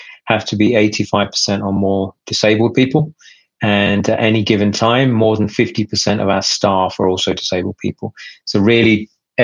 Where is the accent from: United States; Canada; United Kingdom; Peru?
United Kingdom; also born or lived in Pakistan; I came to the UK when I was about 6 years old